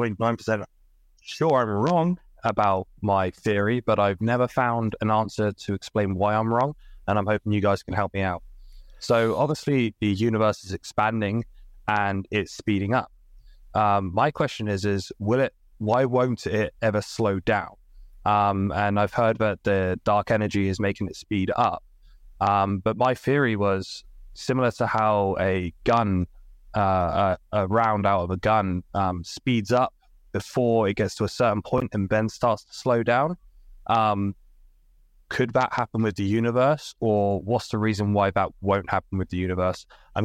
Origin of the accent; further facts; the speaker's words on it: United Kingdom; now in Calgary, Canada; It's … from Calgary, Alberta here. I'm British, but I live in Canada, hence the accent.